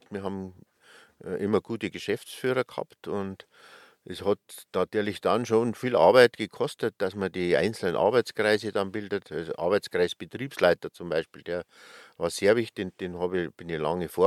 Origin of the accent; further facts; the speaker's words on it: Schliersee, Bavaria, Germany; Ich komme aus dem tiefsten Oberbayern, aus Schliersee.